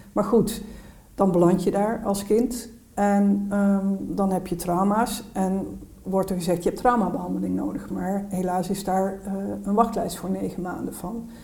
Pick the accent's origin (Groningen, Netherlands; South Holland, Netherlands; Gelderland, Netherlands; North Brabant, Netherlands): North Brabant, Netherlands; ik kom uit Noordoost-Brabant